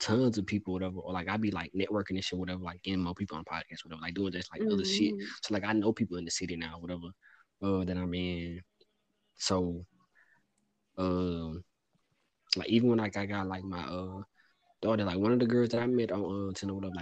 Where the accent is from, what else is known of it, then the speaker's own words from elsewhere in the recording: Louisiana, United States; moved away as an adult; I'm from Louisiana